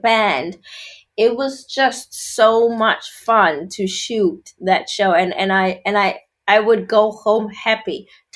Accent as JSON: {"language": "English", "country": "South Africa", "tie": "born or raised there", "moved": "as an adult", "lives_now": "United Kingdom", "said": "I grew up in South Africa"}